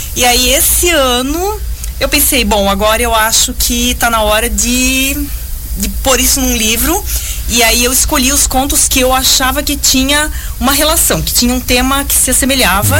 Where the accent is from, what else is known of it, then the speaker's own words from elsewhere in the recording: Joinville, Santa Catarina, Brazil; embora nós duas moremos em Piraberaba a vida toda